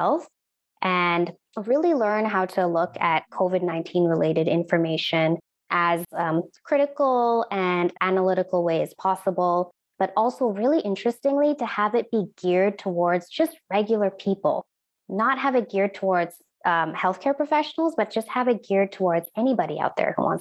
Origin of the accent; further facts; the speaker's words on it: Edmonton, Alberta, Canada; also born or lived in India; I was actually born in India, and my parents and I moved to Edmonton here in Alberta when I was 5 years old, and I grew up in Edmonton